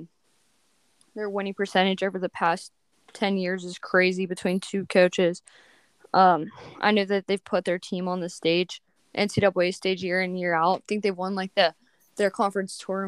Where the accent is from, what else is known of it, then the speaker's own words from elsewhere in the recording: West Virginia, United States; in my home state